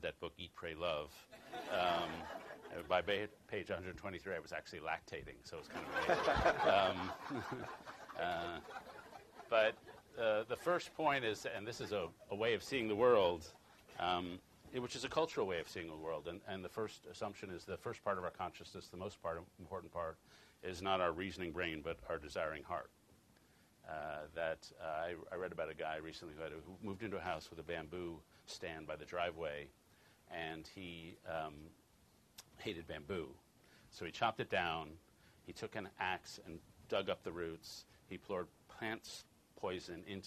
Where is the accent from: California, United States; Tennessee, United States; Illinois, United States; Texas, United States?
Illinois, United States; Chicago; I'm from Chicago